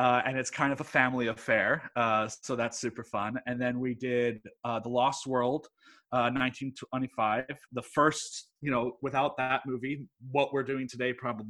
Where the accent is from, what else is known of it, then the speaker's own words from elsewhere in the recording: Houston, Texas, United States; I was born in Houston. I'm weird. Okay. Like, my mom's from Pennsylvania, my dad's from England, and I was born in Houston.